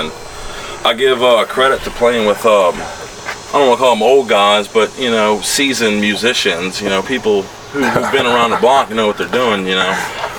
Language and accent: English; Metairie, Louisiana, United States; also born or lived in North Shore, Louisiana / Biloxi / Baton Rouge; I'm born and raised in Metairie. Then I moved over North Shore.